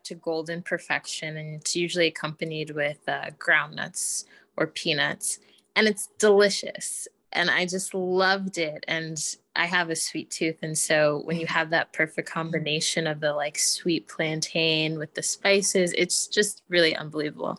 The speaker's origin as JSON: {"language": "English", "country": "United States", "tie": "born or raised there", "said": "I was born in the States, have always been very connected to my roots"}